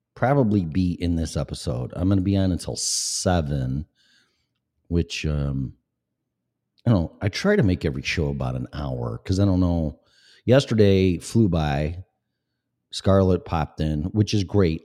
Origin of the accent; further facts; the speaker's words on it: Illinois, United States; moved away as an adult; also born or lived in Florida; now in Colorado, United States; I was born and raised in Illinois, shithole state